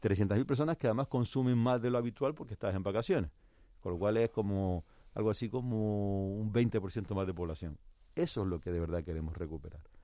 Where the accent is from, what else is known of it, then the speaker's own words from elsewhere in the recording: Canary Islands, Spain; nosotros como canarios